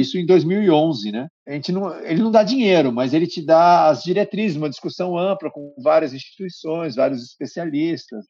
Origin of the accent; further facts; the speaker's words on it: Campinas, São Paulo, Brazil; now in Manaus, Brazil; Eu cresci eh, em Campinas